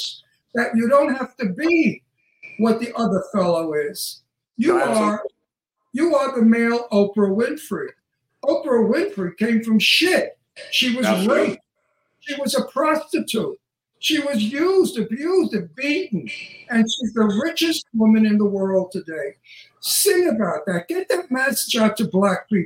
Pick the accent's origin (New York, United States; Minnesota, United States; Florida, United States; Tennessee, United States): New York, United States; New York City; I grew up in the projects in Brooklyn. I grew up very poor.